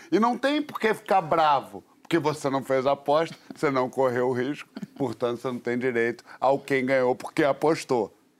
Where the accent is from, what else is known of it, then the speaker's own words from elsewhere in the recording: Rio de Janeiro, Brazil; quando eu era garoto, lá no Leme, na Prado Júnior